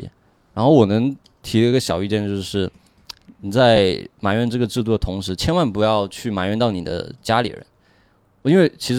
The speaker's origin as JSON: {"language": "Chinese", "town": "Shenzhen", "region": "Guangdong", "country": "China", "tie": "born or raised there", "said": "我也是从小在呃深圳读书嘛，然后每年回老家"}